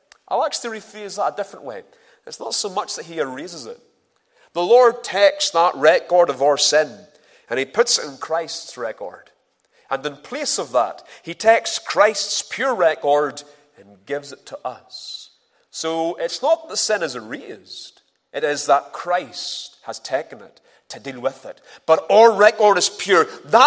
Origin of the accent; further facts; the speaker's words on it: Ballymena, Northern Ireland, United Kingdom; moved away; I'm originally from Ballymena